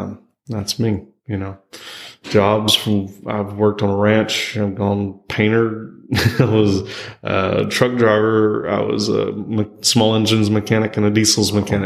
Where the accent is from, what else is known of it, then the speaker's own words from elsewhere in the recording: Texas, United States; roots here in Texas. I was born in Texas. I've been raised in Texas. I'm Texas all the way through.